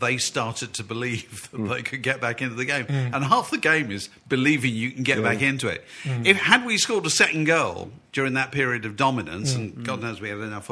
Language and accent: English; Yorkshire and the Humber, United Kingdom; I'm come from Yorkshire